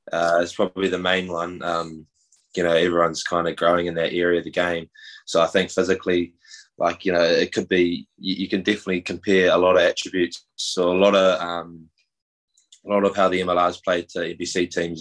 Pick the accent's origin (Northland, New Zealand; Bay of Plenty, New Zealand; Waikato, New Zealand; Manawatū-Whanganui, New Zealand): Bay of Plenty, New Zealand; Whakatane; moved away as an adult; now in United States; we're, we're both from New Zealand. Um, grew up in the Bay of Plenty, a small town called Whakatane